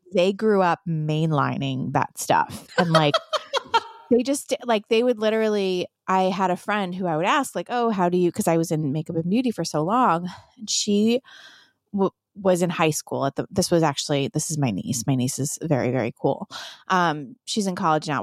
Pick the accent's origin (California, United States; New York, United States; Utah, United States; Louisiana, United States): New York, United States; New York City; So, I'm from New York